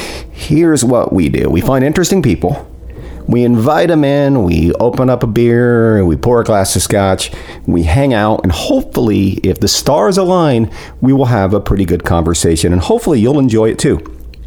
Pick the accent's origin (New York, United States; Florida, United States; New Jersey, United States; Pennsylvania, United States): New Jersey, United States; I'm from New Jersey.